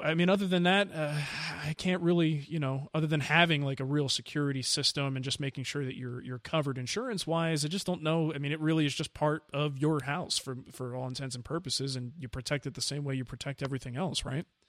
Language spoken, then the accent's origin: English; New Jersey, United States; moved away; I grew up in New Jersey